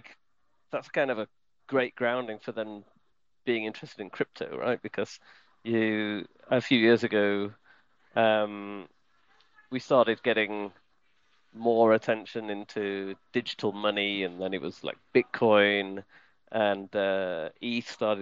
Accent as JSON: {"language": "English", "country": "United Kingdom", "moved": "as an adult", "lives_now": "Switzerland", "said": "I am British and I live in Switzerland actually. So I've been in Switzerland for more than 10 years."}